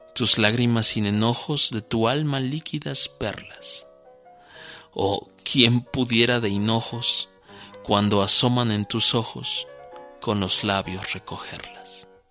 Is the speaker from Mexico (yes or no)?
yes; Teziutlán, Puebla, Mexico; nuestra tierra, para que Teciutlán, la perla serrana